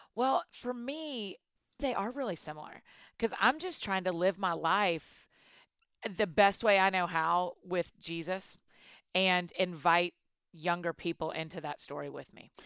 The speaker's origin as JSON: {"language": "English", "town": "Atlanta", "region": "Georgia", "country": "United States", "tie": "born or raised there", "moved": "as an adult", "lives_now": "Nashville, United States", "said": "I was born and raised in Atlanta"}